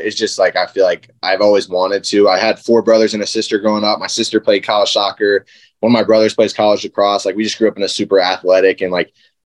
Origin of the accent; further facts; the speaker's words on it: South Carolina, United States; They moved down to South Carolina, and then that's where I was born